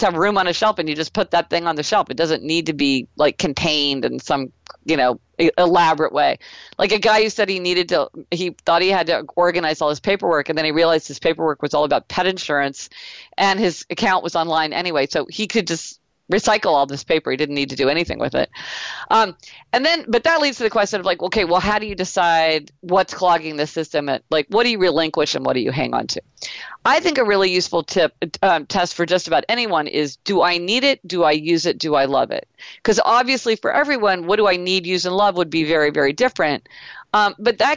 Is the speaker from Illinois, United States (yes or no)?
no; Kansas City, Missouri, United States; I grew up in Kansas City, Missouri